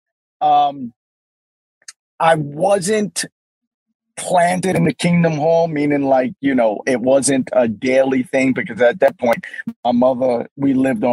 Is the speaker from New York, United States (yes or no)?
yes; New York City, New York, United States; Born and raised in Brooklyn, New York.